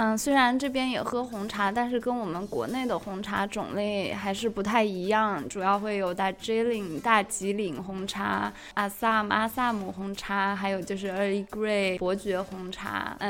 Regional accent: China; now in Heidelberg, Germany; 我们中国人是很喜欢喝茶的

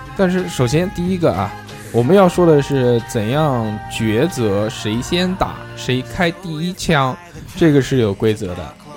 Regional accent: Nanjing, Jiangsu, China; accent: Nanjing dialect; 我们南京话就叫弹子儿

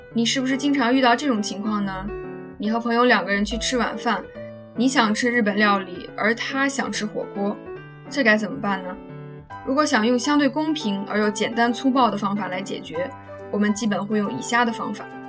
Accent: China; 我国的方言文化真的是博大精深啊！

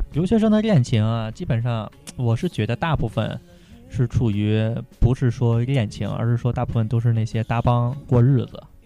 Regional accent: Hong Kong; now in Australia; 我是香港人。

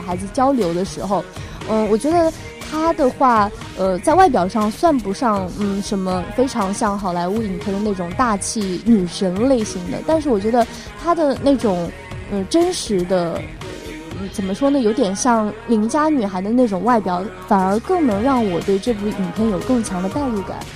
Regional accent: China; 我们中国人

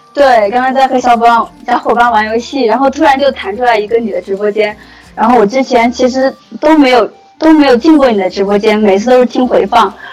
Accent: Jiujiang, Jiangxi, China; also born or lived in Nanchang; 当时其实我是九江人，

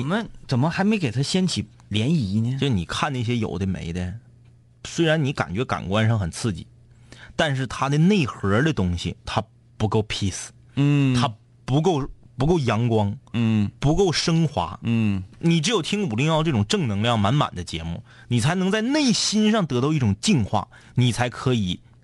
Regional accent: Liaoning, China; 我们老家有，辽宁老家有

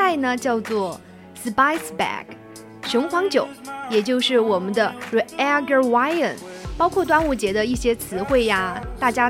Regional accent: Sichuan, China; 作为一个四川人

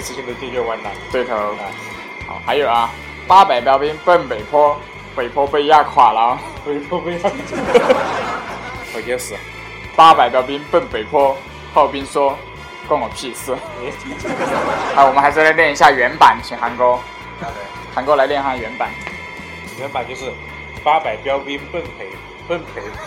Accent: Chongqing, China

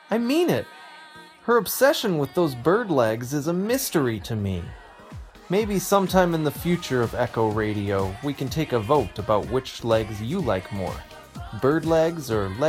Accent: United States; now in New Zealand; I'm from the States, but I'm currently living in New Zealand.

